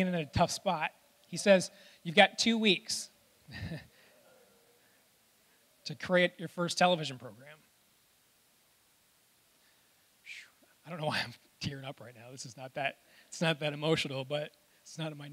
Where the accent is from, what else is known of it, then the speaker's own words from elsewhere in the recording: Reed City, Michigan, United States; I grew up in Reed City